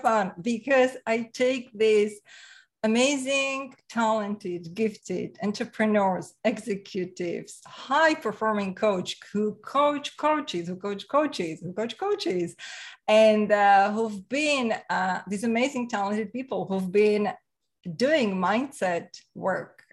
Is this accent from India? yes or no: no; Slovakia; English is a second language; now in Canada; I'm from Slovakia. So former Czechoslovakia, right? So Central Europe, and came to Canada about 24 years ago. So that's my accent.